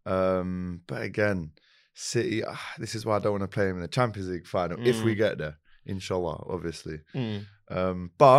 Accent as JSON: {"language": "English", "country": "Ireland", "said": "I'm Irish, my brother."}